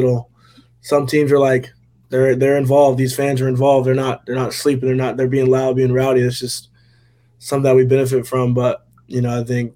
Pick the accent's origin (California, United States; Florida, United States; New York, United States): Florida, United States; Jacksonville; Being from Jacksonville